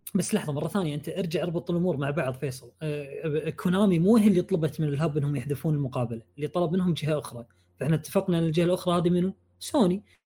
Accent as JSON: {"language": "Arabic", "country": "Kuwait", "said": "انا كويتي"}